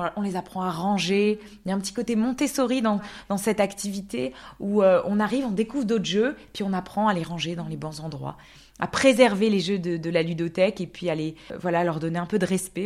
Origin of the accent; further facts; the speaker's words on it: Alsace, Grand Est, France; moved away as an adult; also born or lived in Canada; now in Zurich, Switzerland; j'ai grandi en Alsace en fait. Et c'est vrai qu'en habitant à Zurich, j'ai l'impression que je viens de la région. Donc j'ai grandi là-bas jusqu'à mes, 18 ans